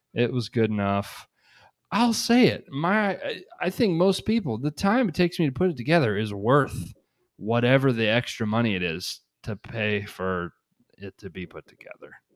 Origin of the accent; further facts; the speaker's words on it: Shelbyville, United States; Shelbyville, my hometown